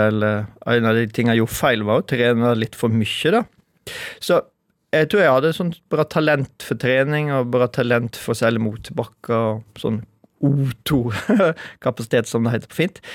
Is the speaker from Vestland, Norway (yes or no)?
yes; Skjeldal, Vestland, Norway; Da begynte det stilt og snø på Skjeldal, men var der med familien min. der jeg vokste opp.